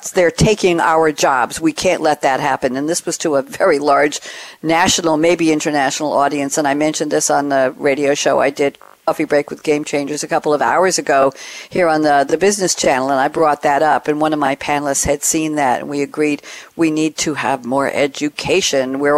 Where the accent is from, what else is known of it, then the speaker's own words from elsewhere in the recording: Aix-en-Provence, Provence-Alpes-Côte d'Azur, France; English is a second language; now in Paris, France; south of France. Uh, I grew up in Aix-en-Provence